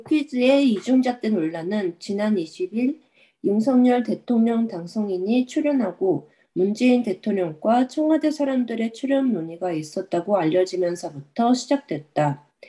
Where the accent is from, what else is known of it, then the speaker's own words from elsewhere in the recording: Japan; also born or lived in South Korea; 韓国生まれ、日本育ち、わたわたしてきた韓国人